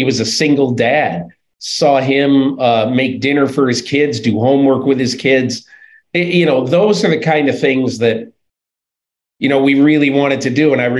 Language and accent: English; Northern Connecticut, United States; moved away as an adult; also born or lived in Athens, Ohio; I grew up in Northern Connecticut.